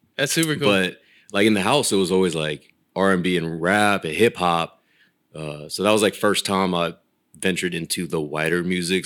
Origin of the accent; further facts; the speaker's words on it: Folsom, California, United States; moved away as an adult; also born or lived in Rancho Cordova, California; now in Los Angeles, United States; So I'm Sacramento County. Uh, I was Rancho, and then spent the most of my the rest of my uh, teenage and adult life in Folsom before I moved out to uh